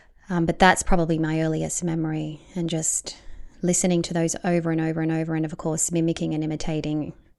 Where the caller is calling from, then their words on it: Melbourne, Victoria, Australia; Yeah, I'm checking in from Melbourne, Australia, and it's really great